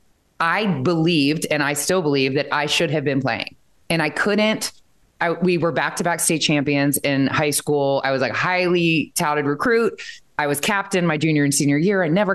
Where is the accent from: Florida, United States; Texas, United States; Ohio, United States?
Ohio, United States; Columbus; born or raised there; also born or lived in Royal Oak, Michigan